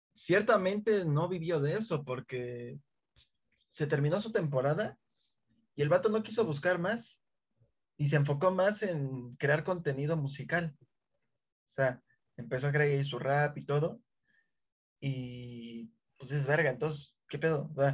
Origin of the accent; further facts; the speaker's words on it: Mexico City, Mexico; somos chilangos